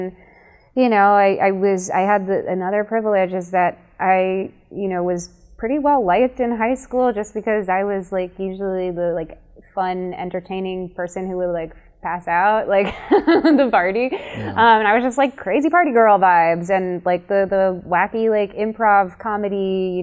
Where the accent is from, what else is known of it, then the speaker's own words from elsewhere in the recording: Chicago, Illinois, United States; I grew up in Chicago in a very gay neighborhood